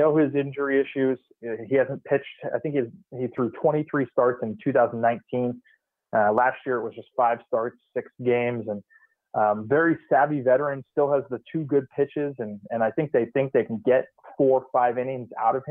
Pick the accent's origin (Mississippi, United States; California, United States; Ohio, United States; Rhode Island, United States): California, United States; Bay Area; moved away as an adult; also born or lived in San Diego; now in Minnesota, United States; growing up in the Bay Area